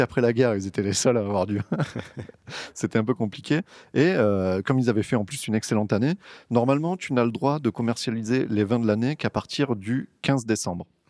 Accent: Côtes du Rhône, Rhône Valley, France; nous, on est des Côtes-du-Rhône

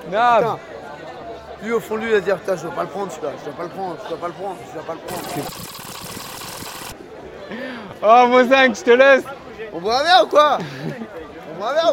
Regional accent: Paris, Île-de-France, France; moi je suis de Paris moi. Non, t'es de Paname Ah oui, je suis de Paname

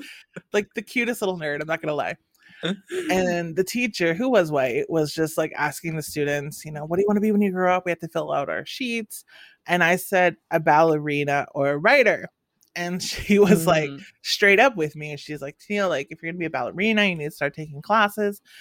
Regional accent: northern Saskatchewan, Canada; first language English; moved away as an adult; growing up in the north, I think I had a beautiful childhood

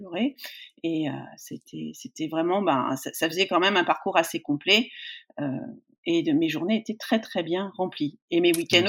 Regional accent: Poitiers, Nouvelle-Aquitaine, France; je suis née à Poitiers, euh, je suis, toute ma famille est de là-bas, euh, donc, euh, bah, j'ai fait mon, mon collège.

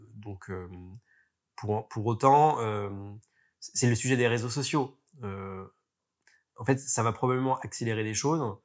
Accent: France; en tant que Français

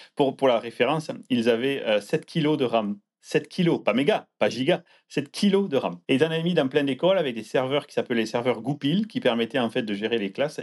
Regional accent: Landes, Nouvelle-Aquitaine, France; moved away as an adult; also born or lived in Pau / Toulouse; now in Seattle, United States; je suis né dans les Landes, je suis euh, du sud-ouest, j'ai fait mes études à Pau puis à Toulouse.

